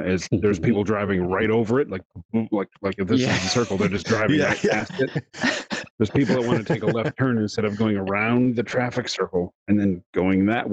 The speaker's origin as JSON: {"language": "English", "region": "Wisconsin", "country": "United States", "moved": "yes", "lives_now": "Southern United States", "said": "we're from Wisconsin, which is the top middle of the U.S."}